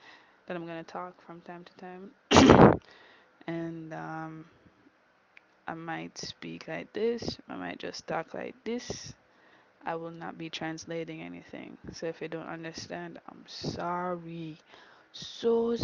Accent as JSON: {"language": "English", "town": "Kingston", "country": "Jamaica", "tie": "born or raised there", "said": "I am Jamaican. I do speak Patois. I grew up here, born Kingston, Jamaica"}